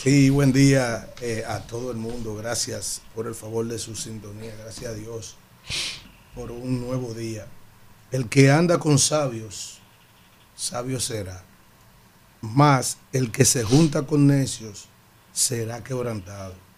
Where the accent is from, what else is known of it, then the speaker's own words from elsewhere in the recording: San Cristóbal, Dominican Republic; moved away; Yo estoy tan perdido de mi pueblo, de San Cristóbal